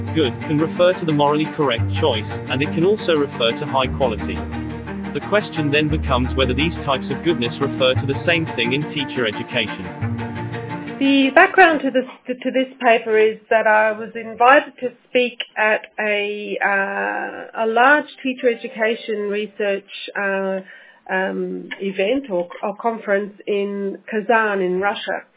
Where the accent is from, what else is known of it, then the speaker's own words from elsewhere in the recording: Australia; moved away as an adult; now in Scotland, United Kingdom; I'm an Australian, uh, so coming to Scotland was again another adventure for me